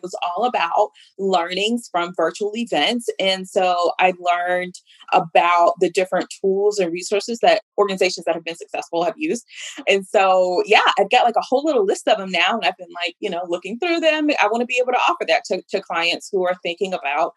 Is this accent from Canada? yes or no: no; Mississippi, United States; moved away; I am from Mississippi and I have lived in a number of places, but Mississippi is always home.